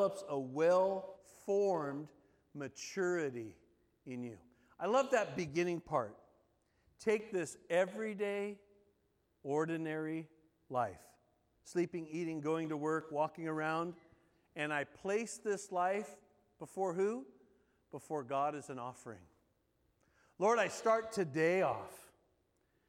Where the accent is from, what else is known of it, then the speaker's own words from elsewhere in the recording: Southern California, United States; moved away as an adult; also born or lived in North Carolina; growing up in Southern California.